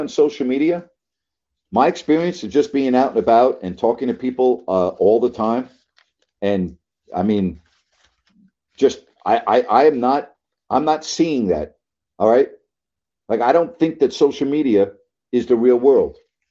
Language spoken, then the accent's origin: English; Long Island, New York, United States; now in South Florida, United States; But I didn't live in New York City. I lived out on Long Island.